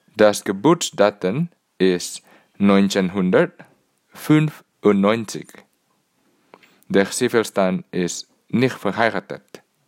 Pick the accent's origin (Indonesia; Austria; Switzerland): Indonesia; German is a second language; also born or lived in Singapore; now in Cambridge, United Kingdom; Ich komme aus Indonesien, aber ich lebte in Singapur